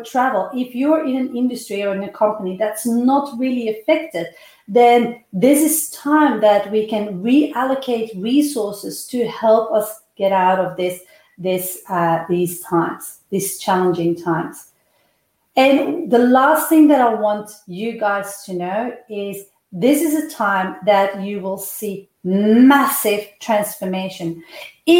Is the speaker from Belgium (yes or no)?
yes; Belgium; moved away as an adult; I come from Belgium, and the time that I left Belgium, there was an 11% unemployment